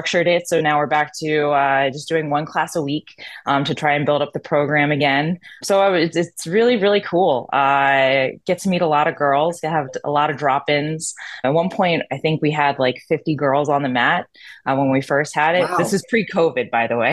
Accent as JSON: {"language": "English", "town": "Philadelphia", "region": "Pennsylvania", "country": "United States", "also_born_or_lived": "New Jersey", "accent": "Philly", "said": "I'm from Philadelphia. Well, New Jersey and then Philadelphia. Little accent on Philly"}